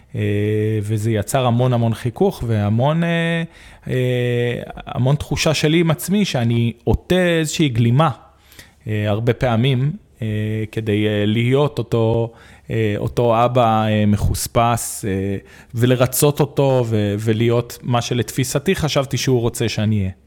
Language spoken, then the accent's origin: Hebrew; Arad, Southern District, Israel; גדלתי בערד, שזה עיר מהממת.